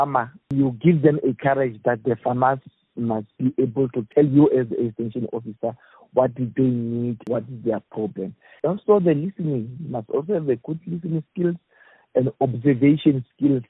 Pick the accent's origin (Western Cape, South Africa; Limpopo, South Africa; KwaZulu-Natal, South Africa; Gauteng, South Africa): Limpopo, South Africa; I grew up in the Limpopo province